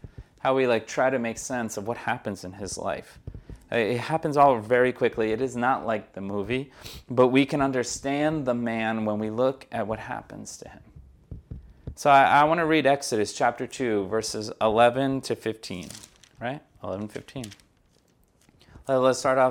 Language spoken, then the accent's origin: English; United States; Like, okay, I'm American. I can't say that I'm not. But I'm Brazilian. But I know I'm not Brazilian. I'm told plenty of times that I'm not Brazilian too.